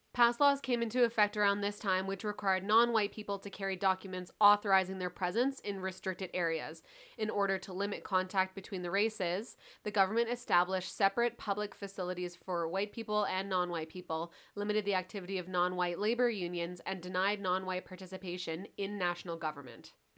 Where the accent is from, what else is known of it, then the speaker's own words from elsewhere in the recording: Canada; also born or lived in Calgary (Mohkinstsis), Alberta; we are from Canada